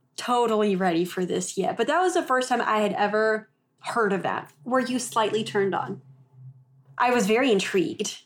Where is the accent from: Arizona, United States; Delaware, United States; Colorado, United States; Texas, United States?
Texas, United States; moved away as an adult; also born or lived in Oklahoma; we grew up in Texas, and then I went to school in Oklahoma